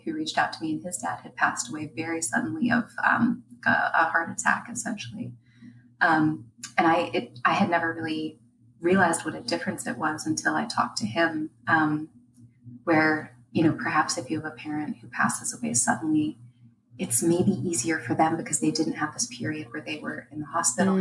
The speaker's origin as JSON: {"language": "English", "town": "Pittsburgh", "region": "Pennsylvania", "country": "United States", "said": "I'm from Pittsburgh, Pennsylvania"}